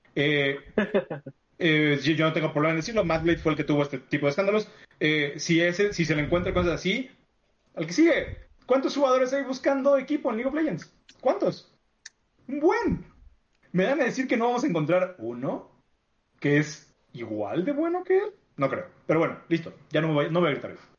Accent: Mexico

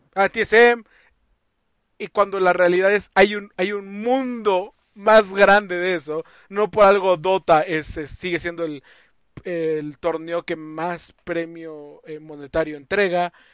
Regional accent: Mexico

